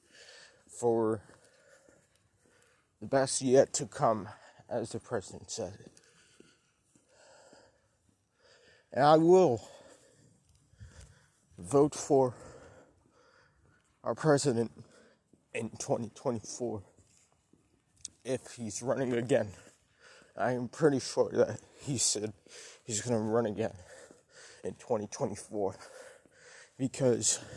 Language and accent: English; United States; I was born as an American